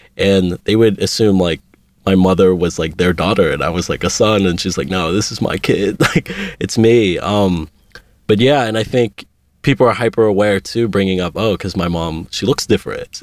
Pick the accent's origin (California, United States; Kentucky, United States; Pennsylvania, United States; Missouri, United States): Pennsylvania, United States; Pittsburgh; moved away as an adult; now in Los Angeles, United States; I was born in Pittsburgh, Pennsylvania